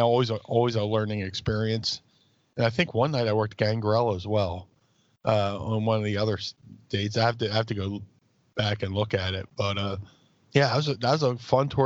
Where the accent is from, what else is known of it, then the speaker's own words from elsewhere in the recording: Philadelphia, Pennsylvania, United States; my hometown South Philly